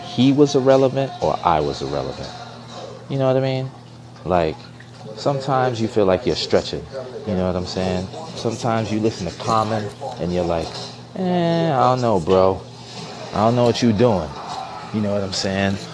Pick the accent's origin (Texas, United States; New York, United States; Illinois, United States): New York, United States; Growing up in New York in 92, 93, 94